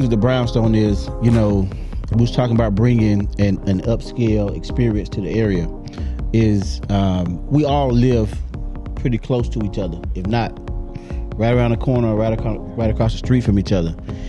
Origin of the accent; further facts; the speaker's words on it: Alabama, United States; But everybody knows I'm from Bama, and I'm Bama all day.